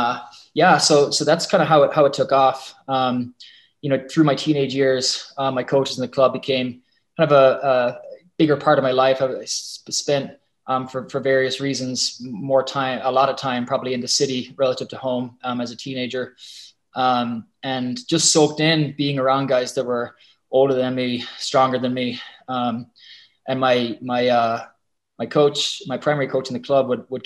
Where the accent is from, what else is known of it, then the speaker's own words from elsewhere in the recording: Munster, Ireland; moved away; ran with my club out near my hometown